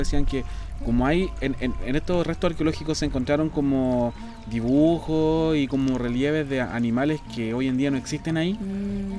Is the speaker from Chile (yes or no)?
yes; Santiago Metropolitan Region, Chile; yo soy de la región como metropolitana